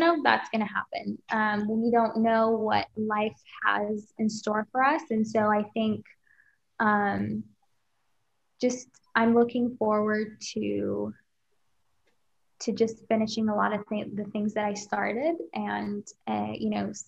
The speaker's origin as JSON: {"language": "English", "country": "Kuwait", "moved": "as an adult", "lives_now": "United States", "said": "back home, my home country, Kuwait"}